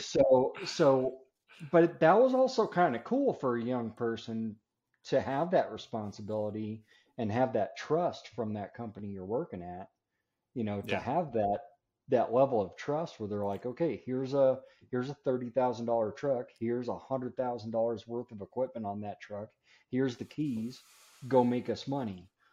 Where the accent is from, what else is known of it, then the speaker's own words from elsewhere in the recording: Denver, Colorado, United States; moved away; also born or lived in Florida; I'm originally from Denver, Colorado area. That's where I live now. Uh, it's where I was actually born and raised